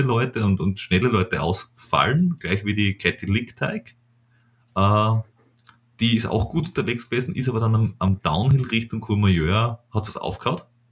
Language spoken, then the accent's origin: German; Styria, Austria; ich als Steirer